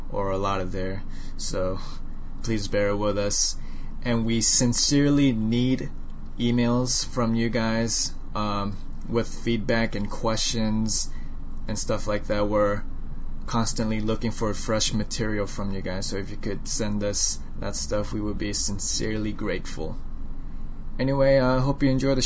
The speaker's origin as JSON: {"language": "English", "country": "United States", "accent": "American", "said": "I have an accent. I have an American accent"}